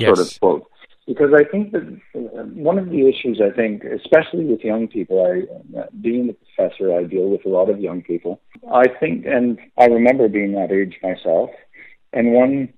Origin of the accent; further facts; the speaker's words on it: Canada; growing up in Canada